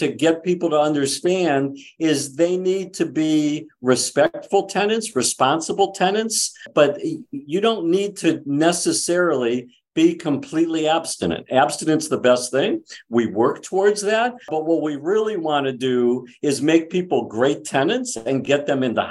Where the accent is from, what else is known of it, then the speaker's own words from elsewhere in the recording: Cleveland, Ohio, United States; now in Bay Area, United States; The home I grew up in Cleveland